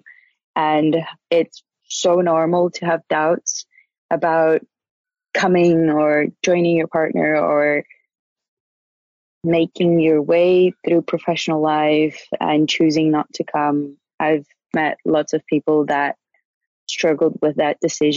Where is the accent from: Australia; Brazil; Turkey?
Brazil; moved away as an adult; now in Fontainebleau, France; I'm from Brazil